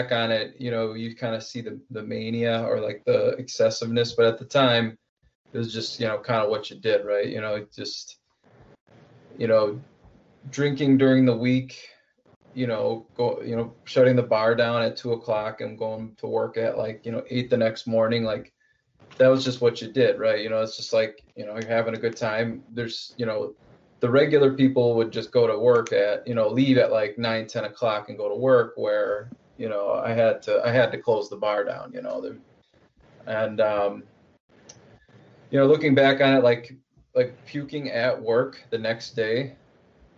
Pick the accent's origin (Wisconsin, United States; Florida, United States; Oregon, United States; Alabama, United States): Wisconsin, United States; I'm from Wisconsin, so it's very much in the culture.